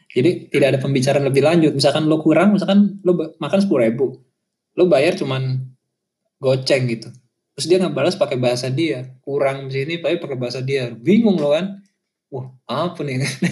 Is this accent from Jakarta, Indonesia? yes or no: yes; Jakarta, Indonesia; first language Indonesian; moved away as an adult; gue dari kecil main sama orang ya teman-teman gue semua orang Betawi